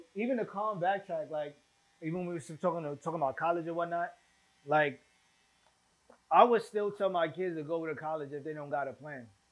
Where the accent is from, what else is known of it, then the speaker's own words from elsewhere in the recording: New York City, New York, United States; moved away as an adult; also born or lived in Staten Island; we grew up in East Flatbush